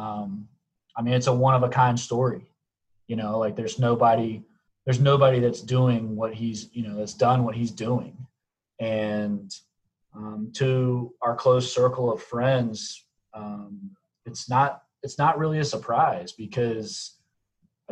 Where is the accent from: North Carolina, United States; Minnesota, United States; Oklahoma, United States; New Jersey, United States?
North Carolina, United States; Charlotte; I grew up in Charlotte, North Carolina